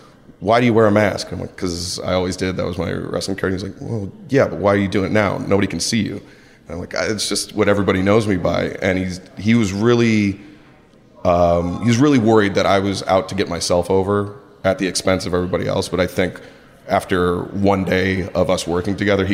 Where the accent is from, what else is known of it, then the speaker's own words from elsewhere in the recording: Detroit, Michigan, United States; moved away as an adult; also born or lived in Los Angeles; I grew up in Detroit, moved out to LA to follow my dream of being a wrestler